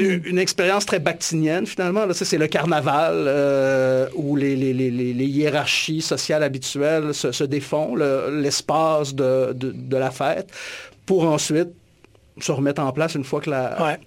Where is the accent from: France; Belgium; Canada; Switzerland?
Canada; Alma, Quebec; je suis originaire du, du Lac-Saint-Jean, puis en grandissant dans les années 80 à Alma